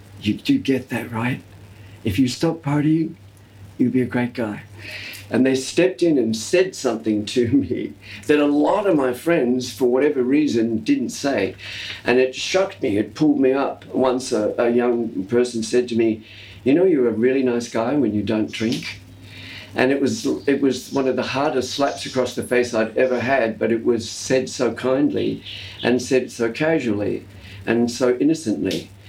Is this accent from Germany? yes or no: no; Australia; accent: Australian; And I've lost the distinctive Australian R-lessness from my accent.